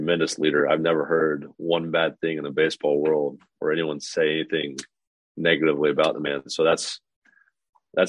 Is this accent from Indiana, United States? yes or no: yes; Lafayette, Indiana, United States; I've born and raised in Lafayette, Indiana